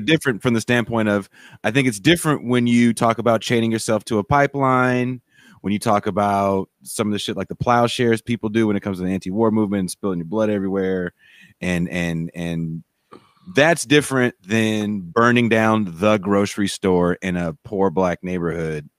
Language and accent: English; California, United States; also born or lived in North Dakota; I'm a Californian.